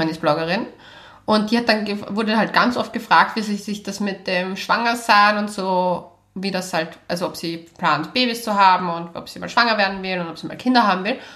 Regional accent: Braunau am Inn, Upper Austria, Austria; moved away; aus Braunau. Oh, meine Heimatstadt.

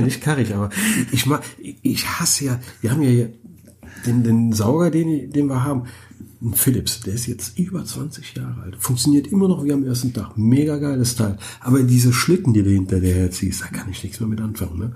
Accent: Germany; bei uns in Deutschland

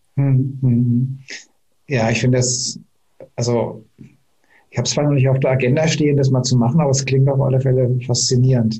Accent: Lower Franconia, Bavaria, Germany; ich komme hier aus, aus Unterfranken

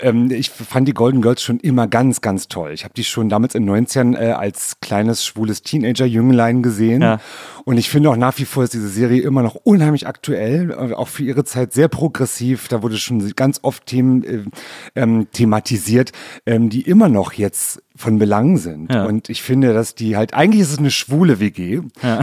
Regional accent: Berlin, Germany; also born or lived in Rudow, Berlin; in Neukölln geboren, im schönen Britz

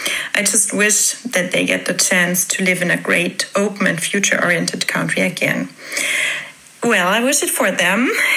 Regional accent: Munich, Bavaria, Germany; I'm from Munich, Germany.

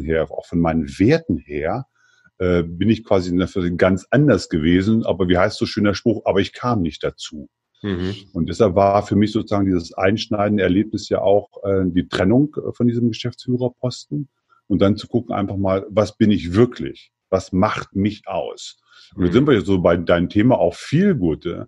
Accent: Germany; Ich bin also aufgewachsen im Eichsfeld. Das ist ein kleines diebisches Bergvolk am Südrande des Harzes, Zonenrandgebiet der, äh, der ehemaligen DDR-Grenze

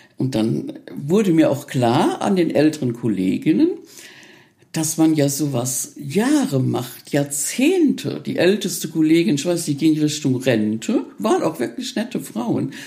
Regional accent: Reichenstein, Rhineland-Palatinate, Germany; mein Heimatdorf. Also es war schon liegt schon sehr verschlafen, dieses Reichenstein.

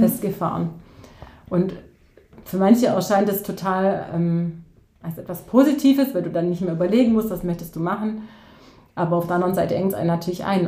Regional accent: near Ulm, Baden-Württemberg, Germany; ich komme aus der Nähe von Ulm.

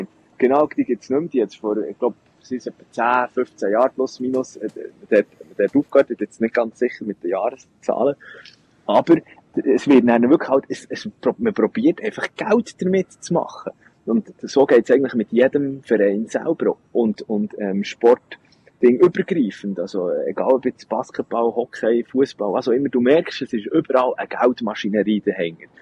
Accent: Bern, Switzerland; als äh, Berner Giel

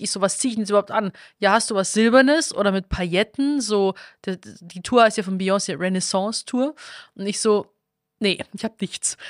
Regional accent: Stephanskirchen, Bavaria, Germany; now in Berlin, Germany; Stephanskirche, also Schlossberg, Stephanskirche, wo ich herkomme

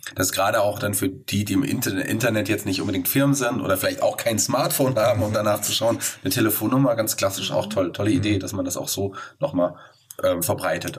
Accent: Fulda, Hesse, Germany; ich bin leider zwar gebürtiger Fulderer

